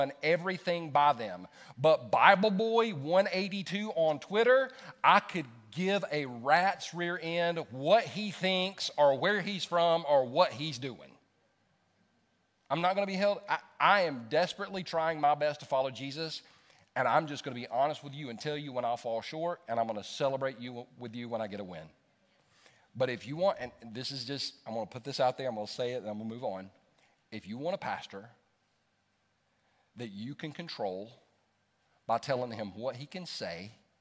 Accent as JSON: {"language": "English", "country": "United States", "tie": "born or raised there", "said": "I was born in America"}